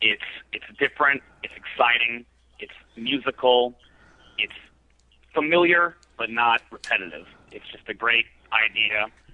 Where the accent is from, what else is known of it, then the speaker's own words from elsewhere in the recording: East Coast, United States; now in Nashville, United States; We're from the East Coast, but since we live in Nashville, it's a little easier to tour the Midwest.